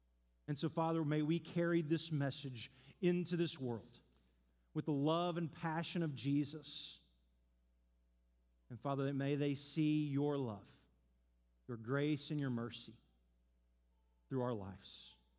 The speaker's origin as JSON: {"language": "English", "town": "Seattle", "region": "Washington", "country": "United States", "said": "So we just moved to town. We're from Seattle. We don't really know anyone."}